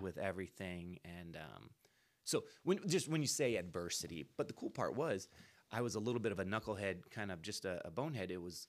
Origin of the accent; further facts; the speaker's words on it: Antioch, California, United States; moved away as an adult; now in Livermore, United States; where I grew up in Antioch